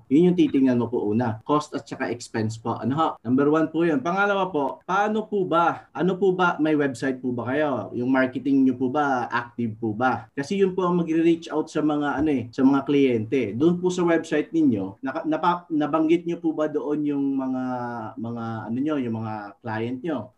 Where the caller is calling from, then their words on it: Sharjah, United Arab Emirates; Ah, dito po sa UAE, sa Sharjah po ako.